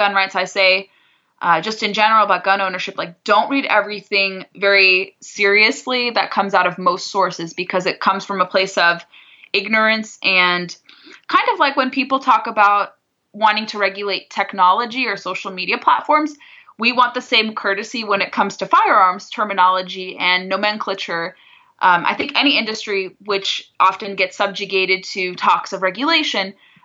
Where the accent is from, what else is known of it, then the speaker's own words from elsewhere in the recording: southern Orange County, Southern California, United States; I grew up in southern Orange County